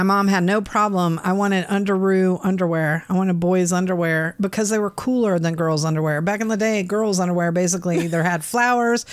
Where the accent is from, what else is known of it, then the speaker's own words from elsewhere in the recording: Midwest, United States; moved away; also born or lived in Pensacola, Florida; I was raised first in the Midwest and then went to Pensacola, Florida, and lived there like 30 years